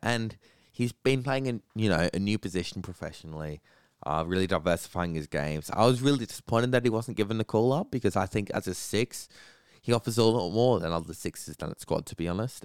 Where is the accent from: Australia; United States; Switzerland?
Australia; as an Australian